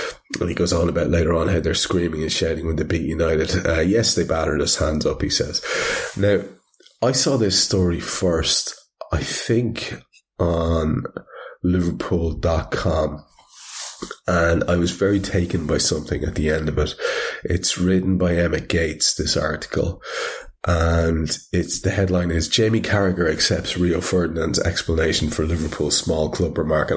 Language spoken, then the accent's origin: English; Ireland; I'm Irish